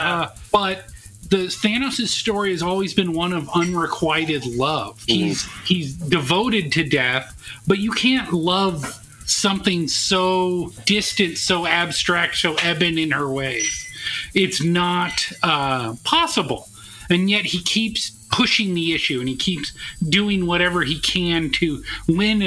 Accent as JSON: {"language": "English", "town": "San Jose", "region": "California", "country": "United States", "moved": "yes", "said": "I'm from San Jose originally"}